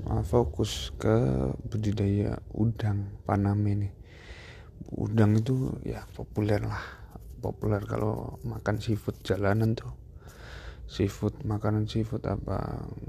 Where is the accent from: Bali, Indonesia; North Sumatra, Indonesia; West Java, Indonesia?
North Sumatra, Indonesia; Pematang Siantar; born there; saya lahir di Pematang Siantar, anak kelahiran tahun 97, 19 September.